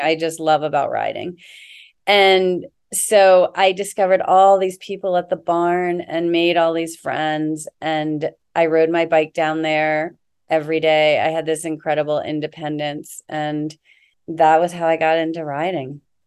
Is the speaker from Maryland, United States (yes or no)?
yes; Annapolis, Maryland, United States; I grew up on the Chesapeake Bay outside, in Annapolis, Maryland